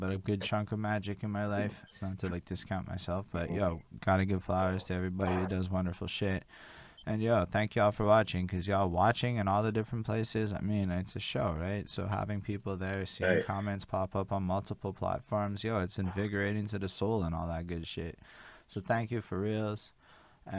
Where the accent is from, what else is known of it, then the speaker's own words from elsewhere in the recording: Canada; as a Canadian